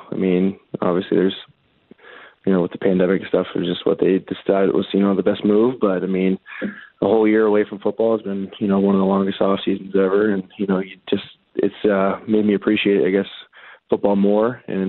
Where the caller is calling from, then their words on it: Riverview, New Brunswick, Canada; Riverview, New Brunswick.